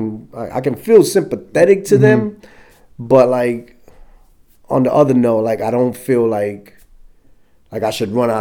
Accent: New York City, New York, United States; moved away as an adult; also born or lived in California / South Korea / Fort Drum, New York; now in Round Rock, Texas, United States; growing up in the Bronx, I grew up in the South Bronx

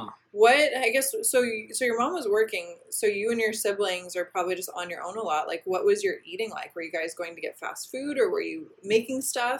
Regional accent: Midwest, United States; now in Southern California, United States; I'm from the Midwest. Here in Southern California

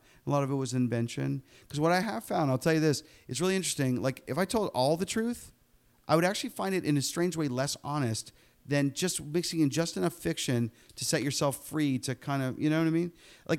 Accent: Pittsburgh, Pennsylvania, United States; Charlie was a combination of my own childhood growing up in Pittsburgh

